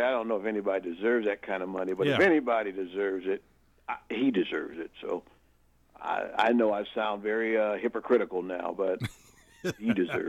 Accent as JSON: {"language": "English", "country": "United States", "tie": "born or raised there", "also_born_or_lived": "Chicago, Illinois / Gary, Indiana", "said": "I was raised in Chicago, in Gary, Indiana."}